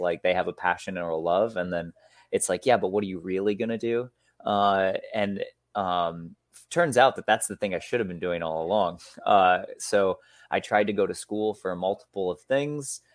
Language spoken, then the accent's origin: English; Michigan, United States; also born or lived in Mexico; now in Seattle, United States; I grew up in Michigan. I live now in Seattle, Washington